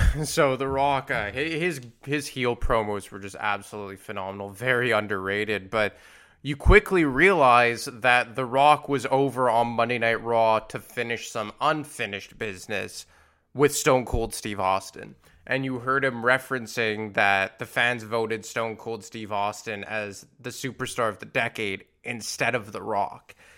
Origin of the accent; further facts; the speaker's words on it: Montreal, Quebec, Canada; it was in Montreal, my hometown